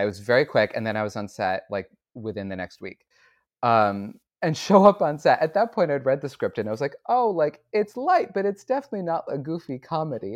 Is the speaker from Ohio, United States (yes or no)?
no; Syracuse, New York, United States; I grew up in Syracuse, New York